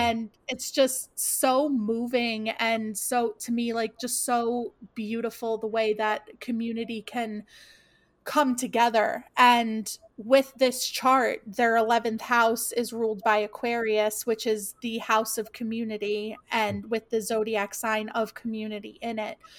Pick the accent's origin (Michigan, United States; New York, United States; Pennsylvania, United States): New York, United States; I grew up in New York